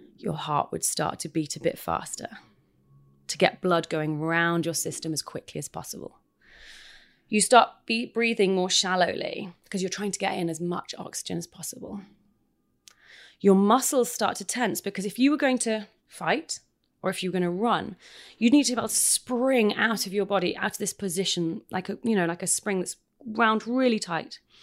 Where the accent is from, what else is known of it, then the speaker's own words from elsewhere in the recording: United Kingdom; moved away; I'm British